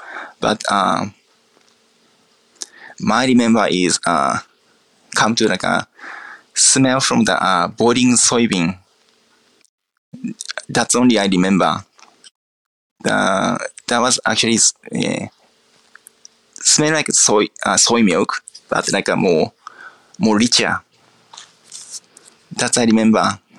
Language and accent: English; Akita, Japan; English is a second language; Yes, Akita is very countryside. And my hometown is country of the country. So mountains, rice fields, beach fields, just summertime green everywhere.